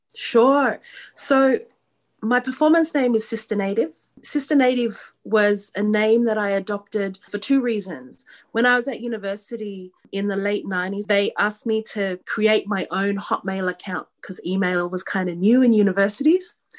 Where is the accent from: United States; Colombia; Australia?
Australia; Sydney, New South Wales; I'm Australian born. I was born here in um, Sydney, Australia